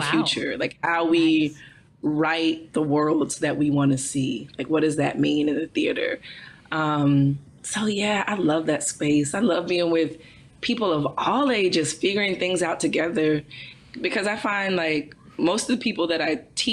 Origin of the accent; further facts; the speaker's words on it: Texas, United States; I'm from Texas